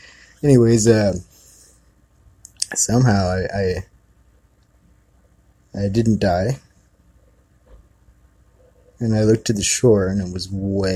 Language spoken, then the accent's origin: English; Kihei, Hawaii, United States; I grew up in Kihei